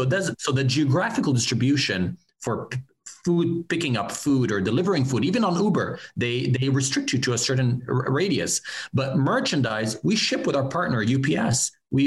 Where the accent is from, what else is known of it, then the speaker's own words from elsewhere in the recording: Laval, Quebec, Canada; moved away; also born or lived in Montreal; I came from Montreal, Laval, in Quebec